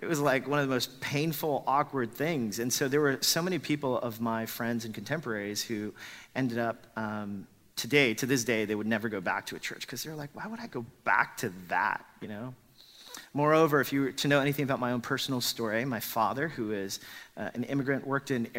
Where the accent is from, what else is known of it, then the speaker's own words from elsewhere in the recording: Los Angeles, California, United States; a lot of the Korean immigrants that we grew up with in Los Angeles, we all grew up attending church